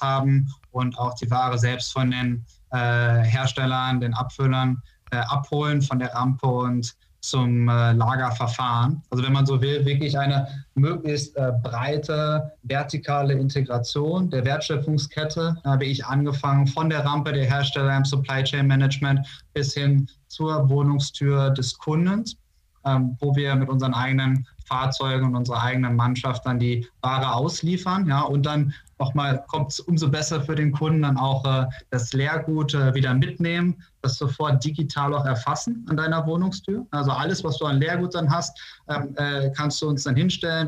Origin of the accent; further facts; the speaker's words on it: North Rhine-Westphalia, Germany; moved away as an adult; also born or lived in Austin, Texas / Vallendar; now in Münster, Germany; ich bin äh, gebürtiger Niederrheiner, da komme ich her, bin ich aufgewachsen